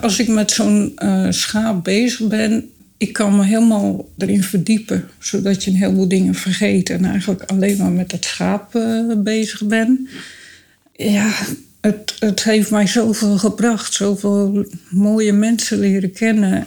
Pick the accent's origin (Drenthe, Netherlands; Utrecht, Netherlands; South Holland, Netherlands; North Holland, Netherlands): South Holland, Netherlands; Dordrecht; Ik kom uit Dordrecht